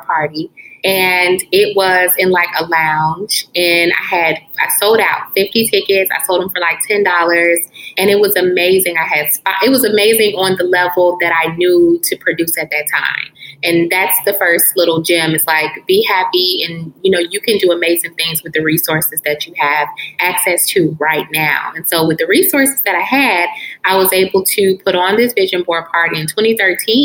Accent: Chicago, Illinois, United States; moved away; I am originally from Chicago

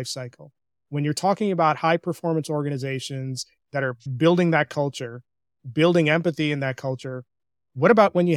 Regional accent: India; I'm an Indian. So our communication style from a cultural perspective is pretty direct

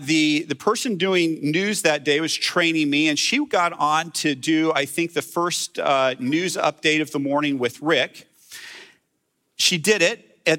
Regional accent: Jerusalem, Jerusalem District, Israel; And I grew up in Jerusalem. I grew up in a Christian bubble.

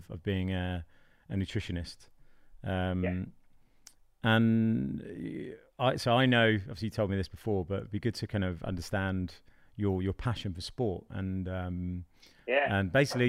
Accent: United Kingdom; now in Malta; being British

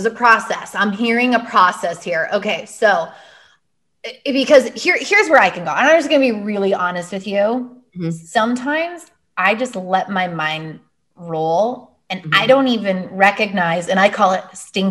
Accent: Vancouver, British Columbia, Canada; I am actually from West Coast, Vancouver, Canada

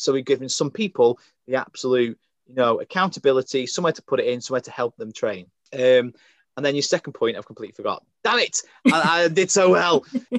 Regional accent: Crewe, North West England, United Kingdom; I think Crewe is the beginning of the north. I think we're classed as the north here.

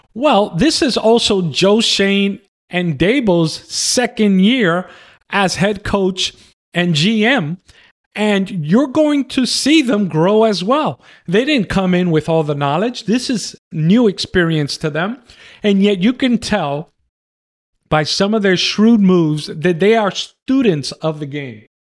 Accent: New York City, New York, United States; also born or lived in Manhattan; now in Texas, United States; I was born in Manhattan, raised in the Bronx, but I'm living in cowboy country. I'm living in Texas.

